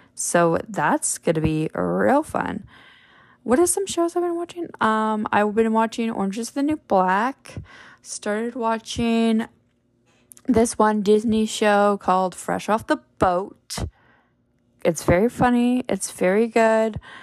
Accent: Parry Sound, Ontario, Canada; moved away; Perry Sound or my hometown

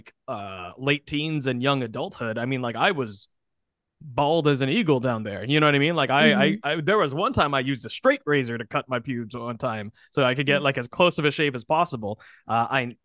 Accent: United States; being an American born

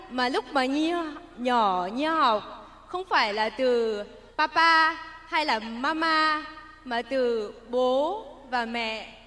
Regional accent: Germany; lúc em nhỏ thì à, bố mẹ em cũng và em sống một quê rất là nhỏ ở bên Đức

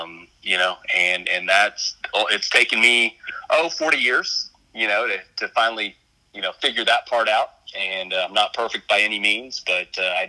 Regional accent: Texas, United States; reside over in the DFW area, just north of Dallas, about 40 miles. I'm a Texan, been in Texas all my life other than 3 years. That was with the 82nd Airborne Division out of Fort Bragg.

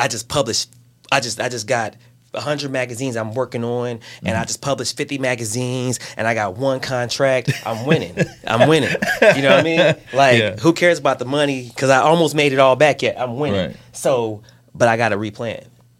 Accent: Chicago, Illinois, United States; I'm from the south side of Chicago.

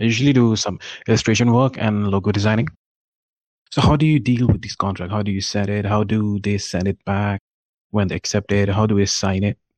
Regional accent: India; I'm from India

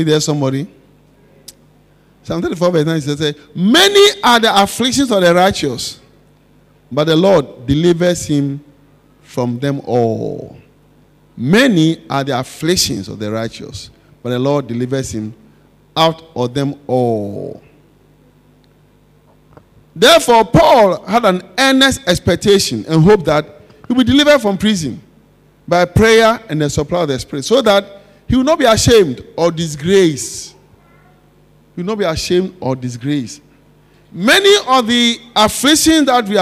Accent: Accra, Greater Accra, Ghana; When we were children growing up in Osu

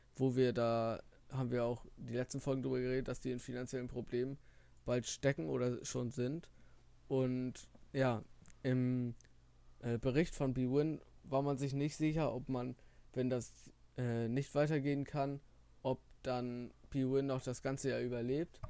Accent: the North, Northern Germany, Germany; bei uns im Norden oder allgemein in Deutschland

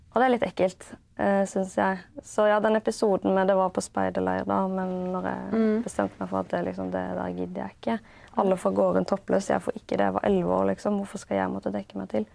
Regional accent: Haugesund, Rogaland, Norway; also born or lived in Denmark / Kristiansand; det er jo Haugesund jeg liksom husker da, som eh, oppveksten.

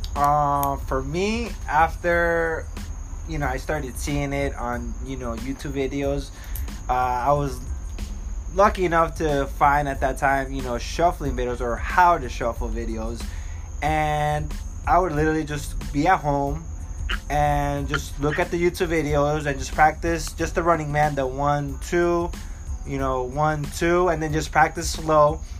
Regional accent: Florida, United States; also born or lived in Queens, New York / Colombia; I moved to Florida when I was about eight years old, and then from there, just uh, stayed in Florida

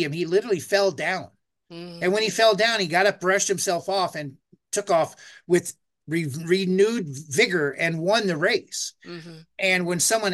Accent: United States; I'm American

